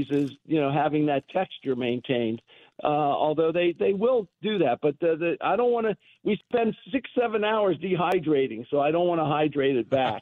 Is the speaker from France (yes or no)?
no; Cincinnati, Ohio, United States; moved away; I come from Cincinnati. I'm a Ohio Buckeye